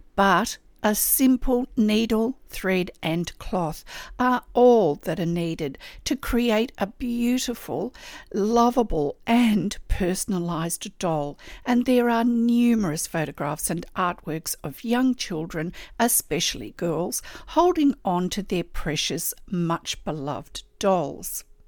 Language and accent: English; Australia; I'm an Australian textile artist